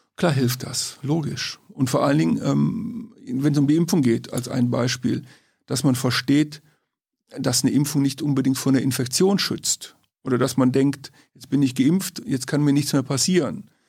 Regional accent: Königswinter, North Rhine-Westphalia, Germany; Aus Königswinter, Oberpleis, das ist im Siebengebirge, Rheinland

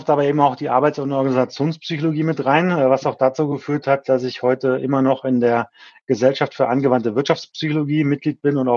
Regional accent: Krefeld, North Rhine-Westphalia, Germany; her komme ich eben aus dem Umfeld der Hochschule Niederrhein, nämlich aus Krefeld, ah, äh, okay. äh, Niederrhein. Mhm. Ähm, also klassischer Niederrheiner

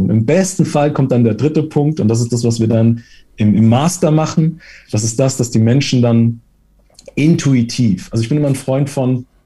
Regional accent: Italy; ich, ich versuche mich als Italiener kurz zu halten.

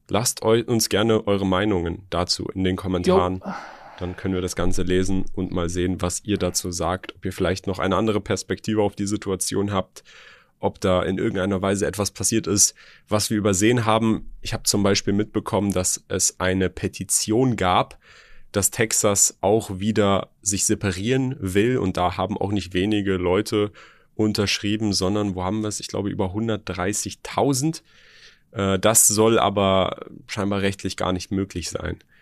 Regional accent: Germany; hier bei uns in Deutschland

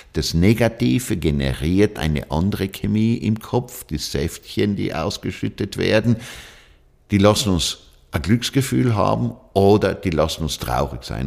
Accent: South Tyrol, Trentino-Alto Adige, Italy; Ja, Südtirol ist meine Heimat

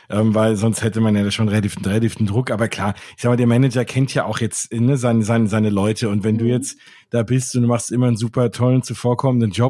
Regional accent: Germany; naja, also ich komme aus Deutschland, der da arbeitet auch, warum soll ich jetzt mit dem Englisch reden?

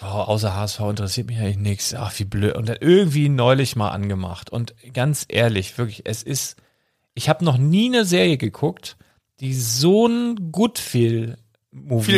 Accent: Handorf, Germany; Das ist da, wo ich aufgewachsen bin, von fünf bis 16, 17 so ungefähr

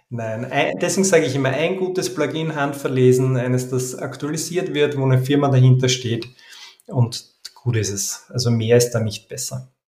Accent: Vienna, Austria; Ich komme aus Wien

